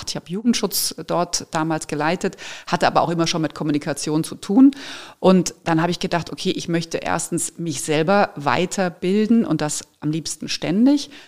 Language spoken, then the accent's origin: German; Frankfurt, Hesse, Germany; moved away as an adult; now in Munich, Germany; Und da Ja zu sagen und wirklich den Job anzunehmen, eben aus Frankfurt zu gehen, aus meiner Heimat und diesen Schritt zu wagen